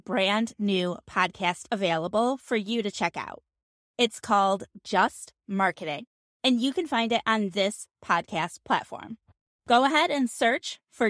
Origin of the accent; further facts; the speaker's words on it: Phoenix, Arizona, United States; I'm also from Phoenix